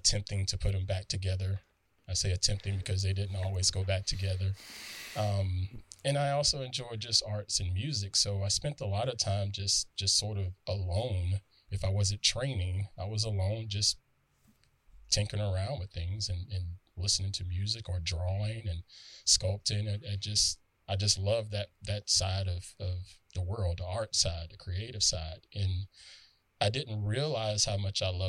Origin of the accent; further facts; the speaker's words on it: the South, United States; growing up where I grew up in the South